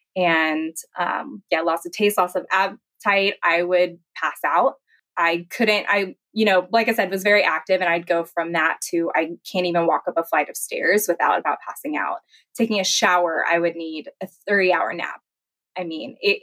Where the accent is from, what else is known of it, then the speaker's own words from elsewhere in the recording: Kansas, United States; moved away as an adult; also born or lived in Jacksonville, Florida; I'm originally from Kansas